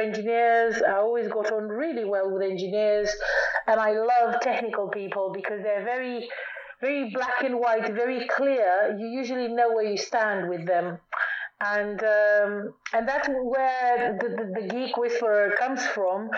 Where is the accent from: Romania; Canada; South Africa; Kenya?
Romania; moved away as an adult; also born or lived in United Kingdom; when I was very young, I was born in Romania, and when I was about 6 years old